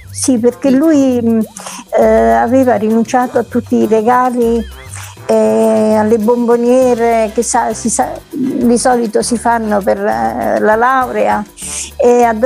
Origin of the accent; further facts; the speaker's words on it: Naples, Campania, Italy; moved away as an adult; now in Messina, Italy; No, io sono napoletana, di origini siciliane da parte di, di padre, eh, però diciamo sono, ormai sono 39 anni che sono qua da quando mi sono sposata nell'81.